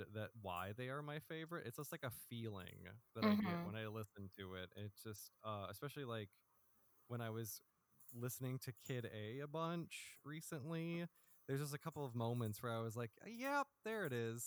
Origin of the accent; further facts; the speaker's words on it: Freeport, United States; Freeport Public Library would not be, I don't think, unless the library got cool in my hometown